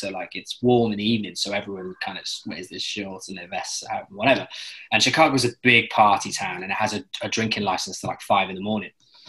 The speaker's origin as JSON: {"language": "English", "region": "London", "country": "United Kingdom", "said": "I said, oh, I'm doing a play. I'm doing a play. I'm here from London."}